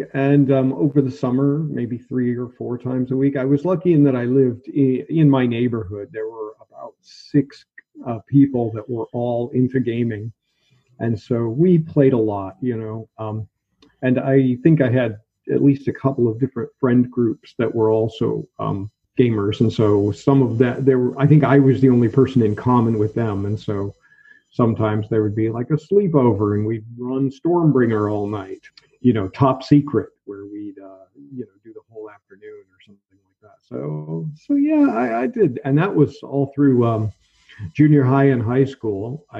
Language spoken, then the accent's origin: English; Pacific Northwest, United States; moved away as an adult; also born or lived in Oregon / Washington / Wisconsin / Salt Lake City; now in Berlin, Germany; I was born in Oregon State in the United States and grew up throughout the Pacific Northwest. My father moved us around a lot, so I lived in Oregon, Washington, Wisconsin for a brief period, a little bit of time in Salt Lake City, Utah.